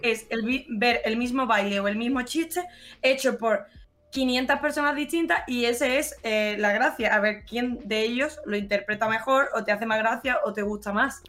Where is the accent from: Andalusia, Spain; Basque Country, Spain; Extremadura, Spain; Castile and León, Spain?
Andalusia, Spain; Málaga; also born or lived in Benalmádena; Soy totalmente falsa, malagueña falsa